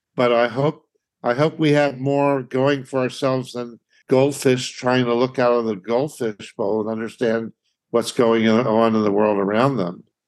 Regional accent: Philadelphia, Pennsylvania, United States; moved away; My having grown up in Philly, Philly being my hometown

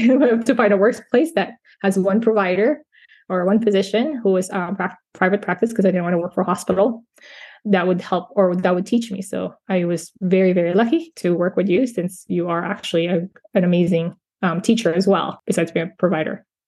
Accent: California, United States; also born or lived in Philippines; now in Central Florida, United States; I was born in the Philippines and grew up in California

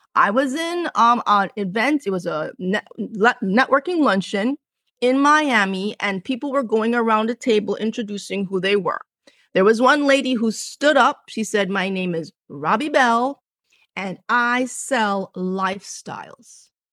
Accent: Jamaica; also born or lived in Cambridge, England; I was born in England, born in Cambridge, England, grew up in the, on the island of Jamaica. Both of my parents are from Jamaica. So, I lived in the country and I lived on a farm

